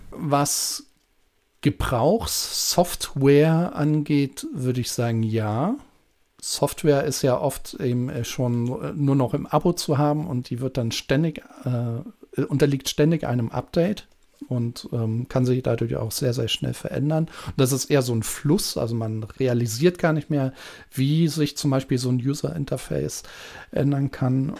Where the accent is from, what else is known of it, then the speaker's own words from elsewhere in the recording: Germany; bei uns in Deutschland